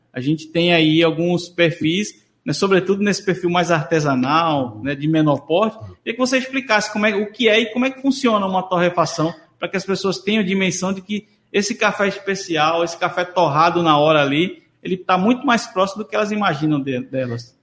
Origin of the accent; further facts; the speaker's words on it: Moreno, Pernambuco, Brazil; eu sou de Moreno